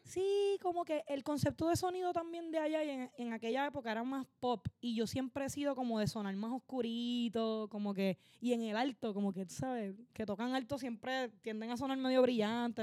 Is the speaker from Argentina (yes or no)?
no; Barceloneta, Puerto Rico; also born or lived in Manatí, Puerto Rico / Florida, Puerto Rico; soy de esos dos pueblos, me crié entre esos dos pueblos